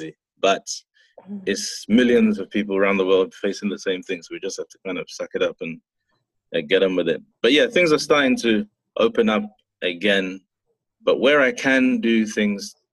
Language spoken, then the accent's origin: English; Ghana; being Ghanaian